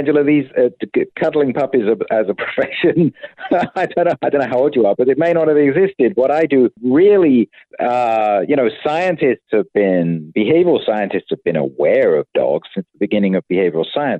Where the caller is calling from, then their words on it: Tempe, Arizona, United States; I'm at home in Tempe, Arizona at the moment.